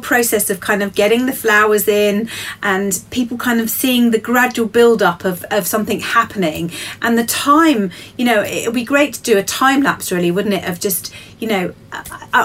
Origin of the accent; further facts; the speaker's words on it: Kent, South East England, United Kingdom; now in Wiltshire, United Kingdom; I hail from Kent, which is another area of England